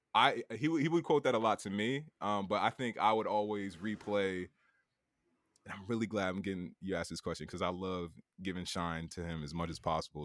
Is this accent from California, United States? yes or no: no; Bridgeport, Connecticut, United States; moved away as an adult; now in New York, United States; Bridgeport, Connecticut